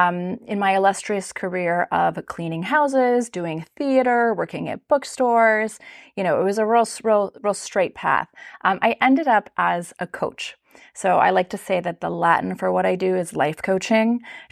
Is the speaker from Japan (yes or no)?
yes; Japan; So I grew up in Japan. My parents are wonderful, beautiful, loving, very devout people of faith, and they took our family to Japan when I was 5 years old